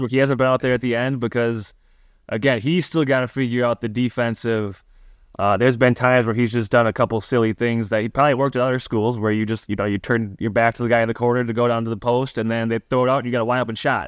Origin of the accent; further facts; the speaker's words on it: Milwaukee, Wisconsin, United States; I grew up twenty minutes from Marquette's campus